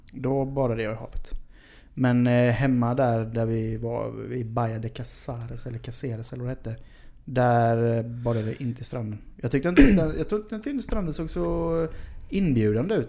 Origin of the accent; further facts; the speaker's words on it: Sweden; som svensk